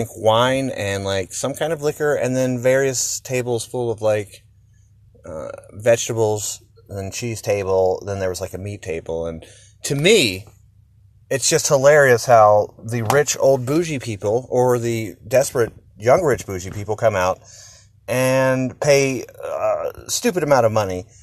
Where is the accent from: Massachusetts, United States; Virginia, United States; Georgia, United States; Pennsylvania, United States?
Georgia, United States; Georgia. That's where I'm from.